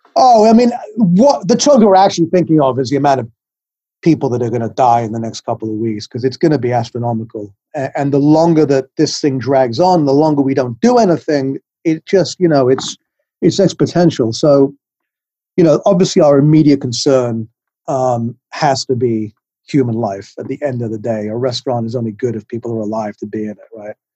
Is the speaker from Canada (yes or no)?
no; England, United Kingdom; now in New York, United States; I'm from England. You can tell I have a funny accent, but I've been in New York for about 35 years